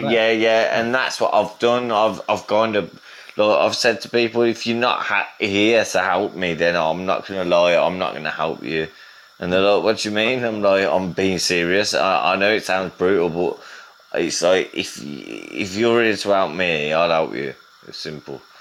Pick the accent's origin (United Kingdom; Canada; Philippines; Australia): United Kingdom; England; I get away with it as well because yeah. I'm English.